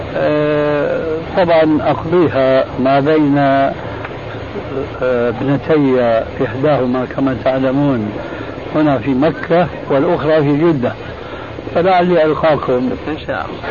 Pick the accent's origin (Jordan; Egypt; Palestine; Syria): Syria; عندنا في الشام